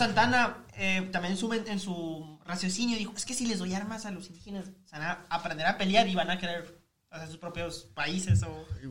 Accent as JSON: {"language": "Spanish", "region": "northern Mexico", "country": "Mexico", "said": "todos somos hermanos norteños"}